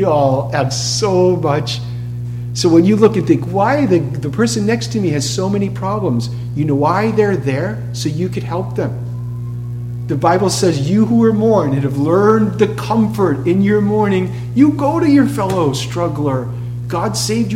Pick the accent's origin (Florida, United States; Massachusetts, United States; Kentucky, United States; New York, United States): Massachusetts, United States; Boston; moved away; I'm from Boston